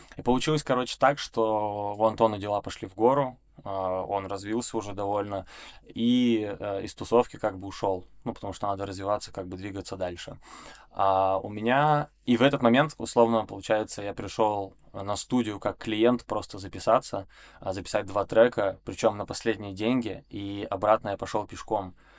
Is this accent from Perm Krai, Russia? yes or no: yes; Perm, Perm Krai, Russia; moved away; also born or lived in Saint Petersburg; я из Перми